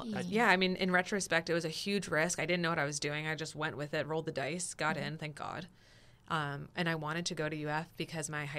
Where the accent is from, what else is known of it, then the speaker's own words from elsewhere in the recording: New Jersey, United States; now in Florida, United States; I'm originally from New Jersey